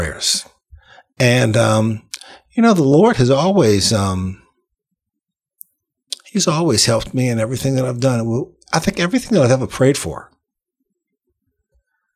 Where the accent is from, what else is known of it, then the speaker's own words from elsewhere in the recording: Metairie, Louisiana, United States; we grew up in Metairie, so that was just a church that they liked to go